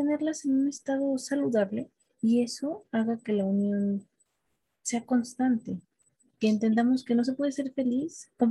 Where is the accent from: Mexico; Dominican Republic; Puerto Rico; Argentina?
Mexico; es porque soy una ciudadana mexicana.